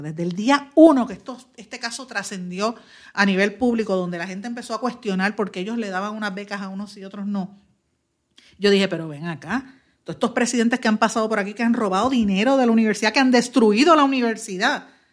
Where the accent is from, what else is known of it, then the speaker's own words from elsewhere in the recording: Puerto Rico; somos todos puertorriqueños